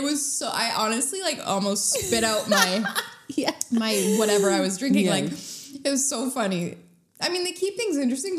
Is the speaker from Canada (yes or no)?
yes; Canada; we're Canadian